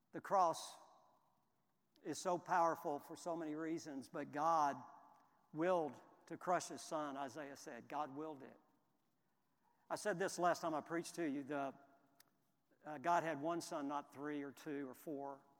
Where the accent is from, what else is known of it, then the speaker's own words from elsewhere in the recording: Houston, Texas, United States; I grew up in Houston, and it was my team.